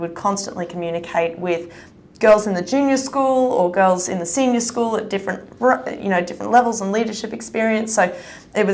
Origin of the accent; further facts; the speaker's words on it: Brisbane, Queensland, Australia; we grew up in St. Lucia